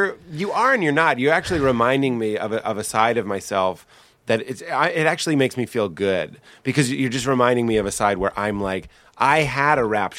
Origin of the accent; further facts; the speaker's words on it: Nashville, Tennessee, United States; I'm from Nashville and I was raised Christian, so I'm going to be a Christian.